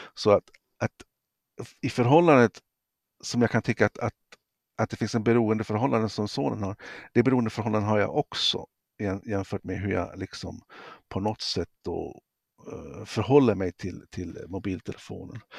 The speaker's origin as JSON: {"language": "Swedish", "country": "Sweden", "said": "som svensk"}